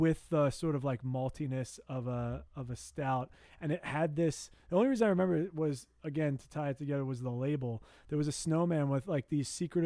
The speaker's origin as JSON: {"language": "English", "town": "New Brunswick", "region": "New Jersey", "country": "United States", "moved": "yes", "said": "I am from New Brunswick"}